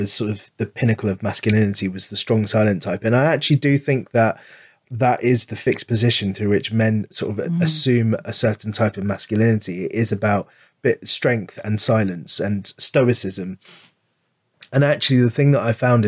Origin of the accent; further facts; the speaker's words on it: London, United Kingdom; I grew up in London